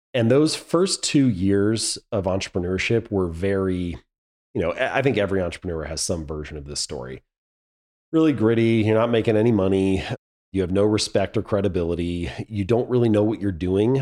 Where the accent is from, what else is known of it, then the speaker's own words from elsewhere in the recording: Hamilton, Ohio, United States; moved away as an adult; I was born and raised in Hamilton, Ohio.